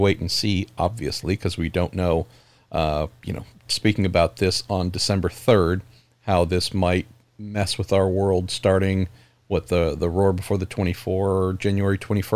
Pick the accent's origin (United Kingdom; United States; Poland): United States; San Francisco Bay Area, California; my home state of California and where I'm from here in the San Francisco Bay Area